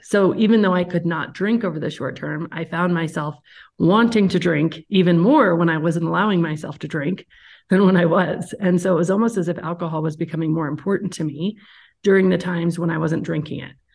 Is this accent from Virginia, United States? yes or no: no; Aspen, Colorado, United States; now in Evergreen, United States; I am from Aspen, Colorado originally. Live in Evergreen, Colorado now